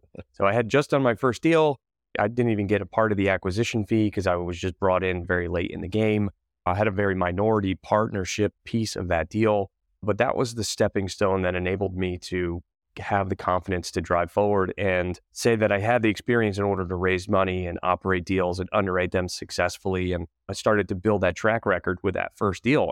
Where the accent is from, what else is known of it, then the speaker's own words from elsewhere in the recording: Connecticut, United States; moved away as an adult; also born or lived in Wilmington, North Carolina / Manhattan / Charlotte; I'm originally from Connecticut